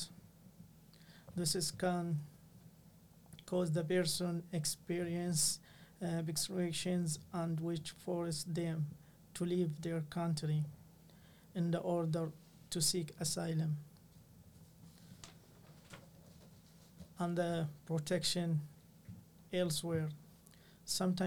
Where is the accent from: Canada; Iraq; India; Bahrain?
Iraq; English is a second language; moved away as an adult; now in Cork, Ireland; I am an asylum seeker and a journalist from Iraq who lives in Cork